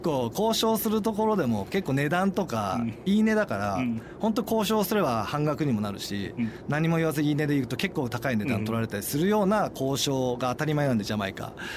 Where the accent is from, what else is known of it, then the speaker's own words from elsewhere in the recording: Kamakura, Kanagawa, Japan; also born or lived in Tokyo; 僕、まあ、鎌倉なんですけど、ずっと私立のあの都内の学校行ってて